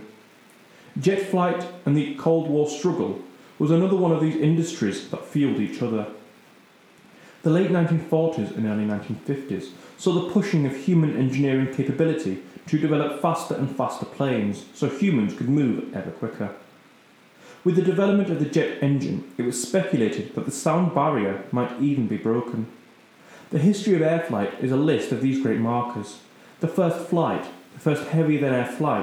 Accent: United Kingdom; being British

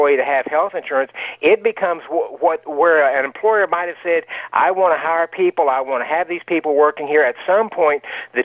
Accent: Dallas, Texas, United States; I'm from Dallas.

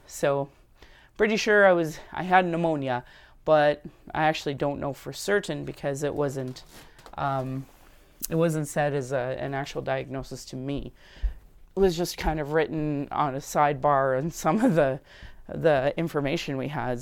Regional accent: Sylvan Lake, Alberta, Canada; now in Calgary, Canada; I grew up in Sylvan Lake where this was a hockey town.

